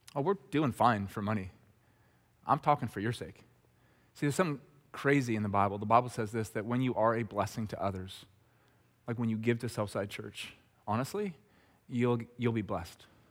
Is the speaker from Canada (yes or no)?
yes; Red Deer, Alberta, Canada; the guys I grew up with in Red Deer